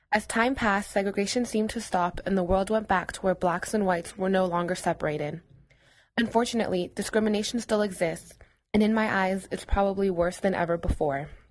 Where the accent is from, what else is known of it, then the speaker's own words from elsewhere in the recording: United States; I'm Mexican and I'm proud of it, but I was born here in the United States